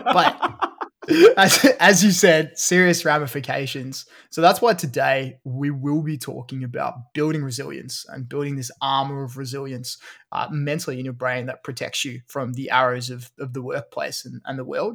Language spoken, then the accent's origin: English; Australia; I don't think I have an English accent. I'm Australian.